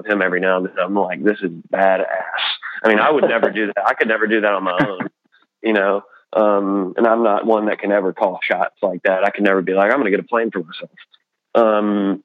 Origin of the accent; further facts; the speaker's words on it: Pell City, Alabama, United States; my hometown that I grew up in, this little town called Pell City